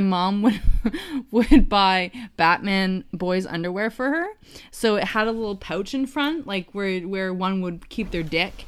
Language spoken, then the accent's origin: English; Canada; as a Canadian